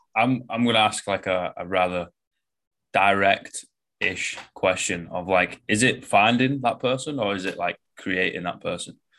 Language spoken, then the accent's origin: English; Manchester, North West England, United Kingdom; I'm from Manchester, like, northwest of England.